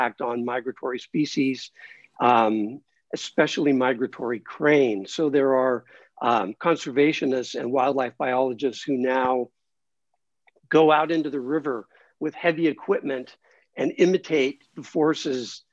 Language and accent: English; Los Angeles, California, United States; moved away as an adult; also born or lived in New York City; I grew up in Los Angeles and lived most of my adult life in New York City